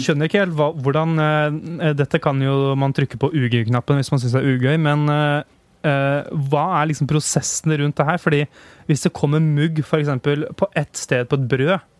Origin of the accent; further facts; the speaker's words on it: Hamar, Innlandet, Norway; moved away; jeg var da hjemme i Hamar